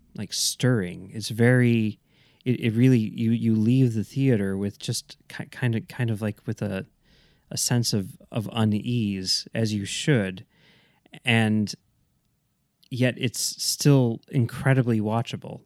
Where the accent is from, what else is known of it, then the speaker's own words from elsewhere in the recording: Chicago, Illinois, United States; as a Chicagoan